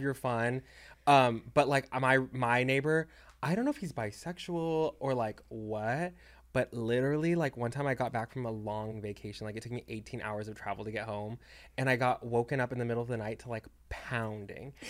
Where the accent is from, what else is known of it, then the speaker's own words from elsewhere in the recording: Texas, United States; moved away; I'm from Texas